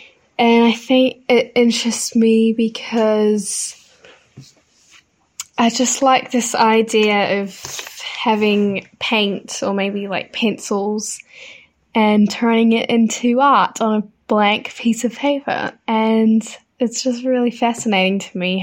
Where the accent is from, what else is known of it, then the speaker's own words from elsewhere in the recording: Dunedin, Otago, New Zealand; I was obviously born and brought up in Dunedin